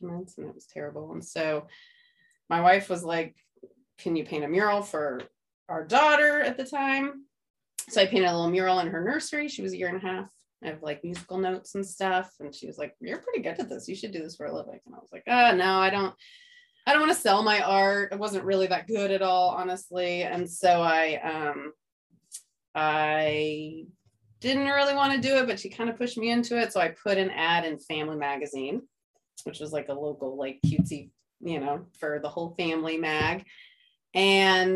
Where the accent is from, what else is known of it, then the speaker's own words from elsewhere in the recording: outside of Redding, Northern California, United States; moved away as an adult; also born or lived in Santa Barbara, California; now in San Diego, United States; I'm from California, from Northern California